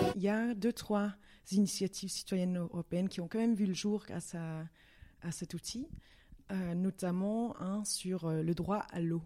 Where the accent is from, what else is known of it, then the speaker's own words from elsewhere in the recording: Brussels, Brussels-Capital Region, Belgium; je suis danoise, oui, mais euh, née en Belgique, à Bruxelles